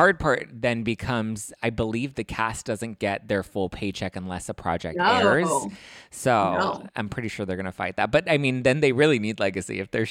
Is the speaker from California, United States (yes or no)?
yes; Los Angeles, California, United States; I'm on the West Coast. I'm from Los Angeles.